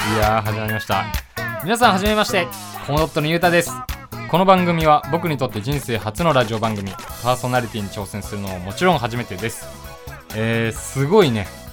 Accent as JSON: {"language": "Japanese", "region": "Tokyo", "country": "Japan", "tie": "born or raised there", "said": "1999年生まれの23歳で、東京都出身です"}